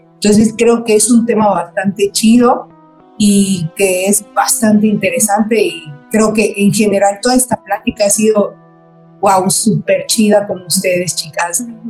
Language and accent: Spanish; Mérida, Yucatán, Mexico; gente que somos igual acá de Mérida, porque yo soy de Mérida